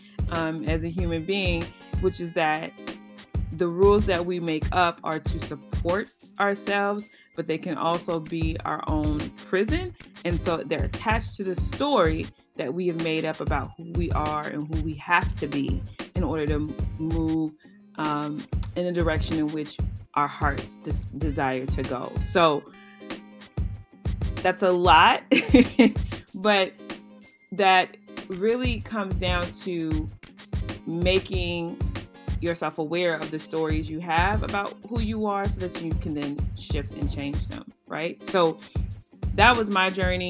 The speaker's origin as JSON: {"language": "English", "town": "Chicago", "region": "Illinois", "country": "United States", "tie": "born or raised there", "also_born_or_lived": "Champaign-Urbana, Illinois", "said": "I come from the South Side of Chicago. I was born here, raised predominantly here"}